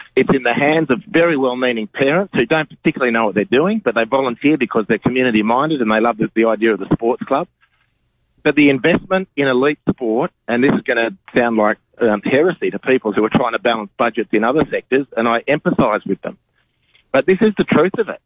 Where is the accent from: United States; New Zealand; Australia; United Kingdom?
Australia